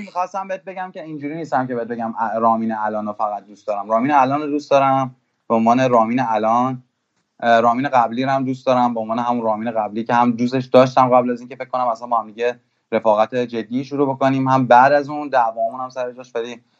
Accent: Iran; also born or lived in Germany; من که توی آلمان به دنیا اومدم بعد اومدم ایران

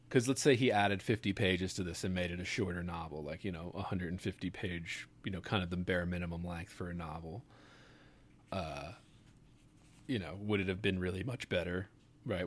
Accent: Baltimore, Maryland, United States; Sophie and I grew up in Baltimore

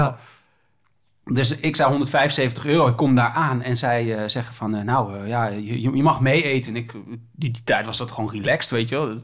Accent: Groningen, Netherlands; now in Amsterdam, Netherlands; ik kom oorspronkelijk uit Groningen, maar ik woon nu in Amsterdam.

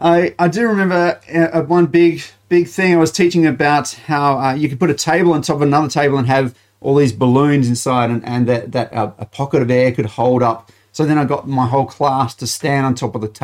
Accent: Malvern, South Australia, Australia; I grew up in Malvern, United Church, or Malvern, that area

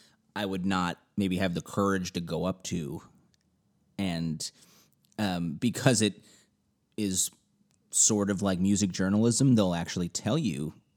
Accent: Chicago, Illinois, United States; I grew up in Chicago

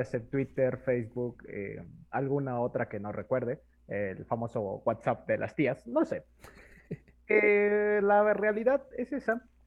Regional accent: Mexico; somos mexicanos.

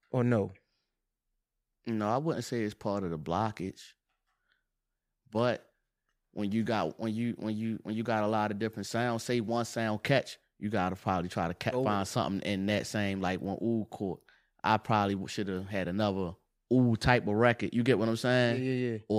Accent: Baltimore, Maryland, United States; Say he knocked a nigga out or something, and I say I'm from Baltimore.

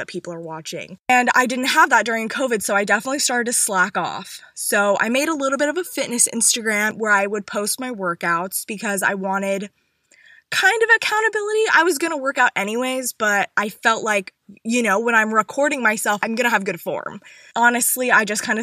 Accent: North Carolina, United States; I'm from North Carolina

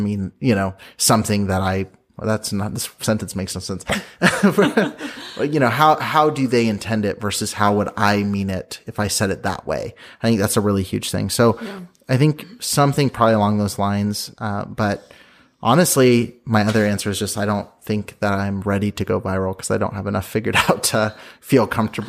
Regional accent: Midwest, United States; me growing up in a majority white community as a white guy in the Midwest.

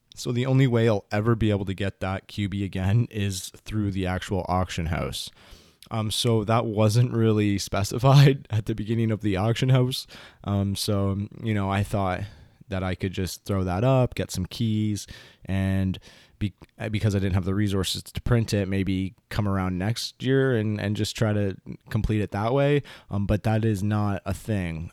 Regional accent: Canada; I'm Canadian

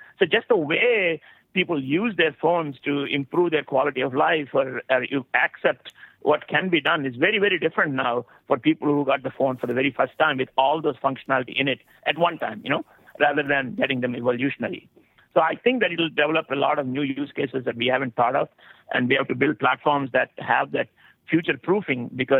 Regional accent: India; you know, I came from India.

